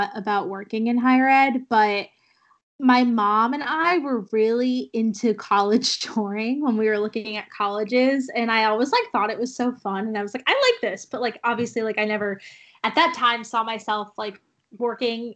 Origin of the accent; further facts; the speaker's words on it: New England, United States; growing up in New England